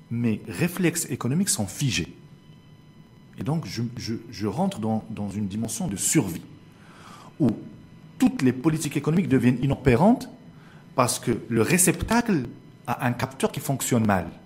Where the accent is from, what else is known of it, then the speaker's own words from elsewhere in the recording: Morocco; chez nous au Maroc